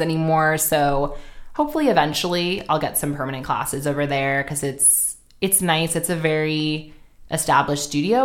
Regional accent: New York City, New York, United States; moved away as an adult; also born or lived in Sydney, Australia; now in Los Angeles, United States; I'm from Manhattan, actually

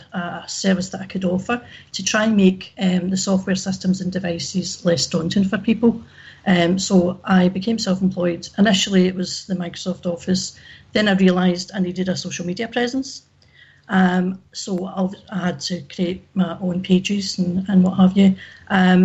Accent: Glasgow, Scotland, United Kingdom; now in Ayr, United Kingdom; I live in Ayr, but I'm from Glasgow originally.

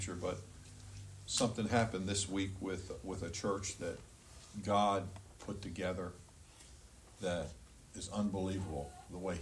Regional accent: Annapolis, Maryland, United States; I'm from Annapolis

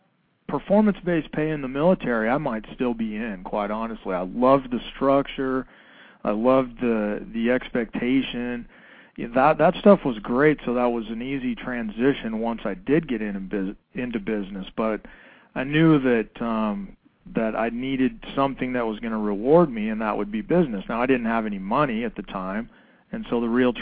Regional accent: Colorado, United States; also born or lived in San Diego, California; I am originally from San Diego, California, and my family moved to Colorado when I was in grade school, so I finished school in Colorado

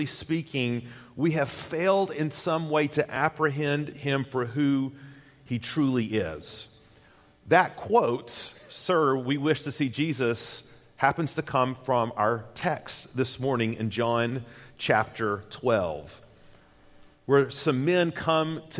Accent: Tennessee, United States; moved away as an adult; also born or lived in Jackson, Mississippi; Susan and I hail from Tennessee

